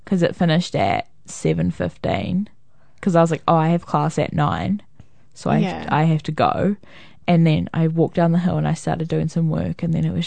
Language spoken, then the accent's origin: English; New Zealand; I'm from New Zealand